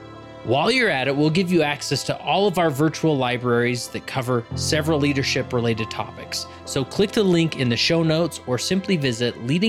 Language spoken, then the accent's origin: English; West Valley City, Utah, United States; I grew up in West Valley City